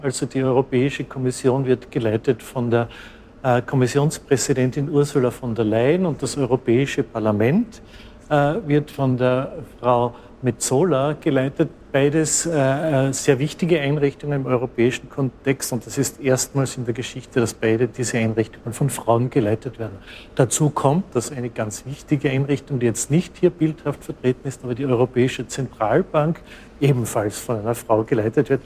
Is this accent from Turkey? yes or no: no; Austria; Ich stamme aus Österreich